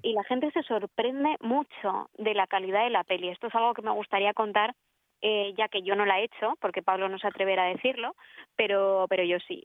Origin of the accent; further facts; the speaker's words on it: Bilbao, Basque Country, Spain; Soy, soy del norte de España, de Bilbao. Nací en Bilbao.